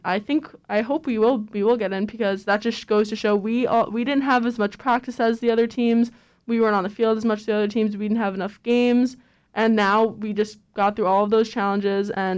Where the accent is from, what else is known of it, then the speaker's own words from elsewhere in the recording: New York, United States; moved away; I'm from New York